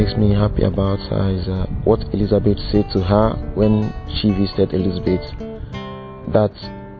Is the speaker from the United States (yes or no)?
no; Nigeria; I'm from Nigeria